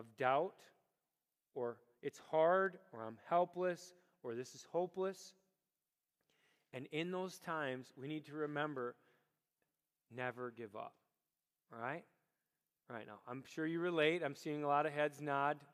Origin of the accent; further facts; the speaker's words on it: Rochester, United States; Rochester's my hometown